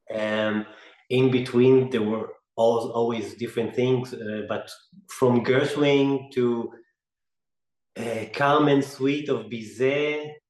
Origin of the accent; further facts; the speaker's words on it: Israel; I grew up in the Middle East in, in Israel